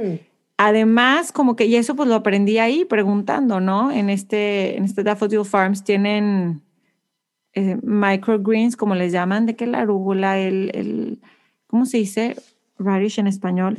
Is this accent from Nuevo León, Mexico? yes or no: yes; Monterrey, Nuevo León, Mexico; now in Houston, United States; siempre me recuerda de donde yo soy, porque Monterrey es igualito